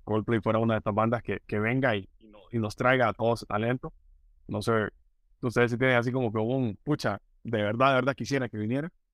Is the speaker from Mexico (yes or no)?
no; Honduras; como hondureño